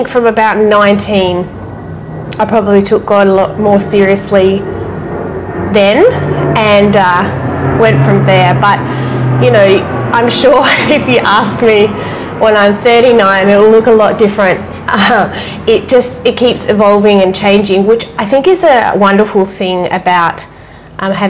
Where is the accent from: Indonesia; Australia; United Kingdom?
Australia; Perth, Western Australia; our family lived in Perth, so I'm originally from Western Australia